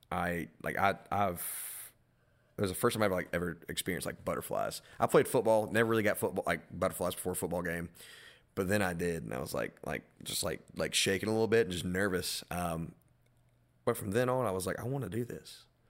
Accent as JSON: {"language": "English", "town": "Madison", "region": "North Carolina", "country": "United States", "said": "I'm from Moreland Cove and, like, the Madison area"}